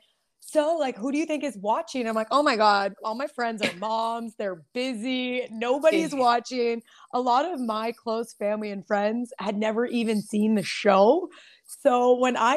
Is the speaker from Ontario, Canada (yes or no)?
yes; Windsor, Ontario, Canada; I'm from the South, such a small town. Yeah. Windsor and Essex County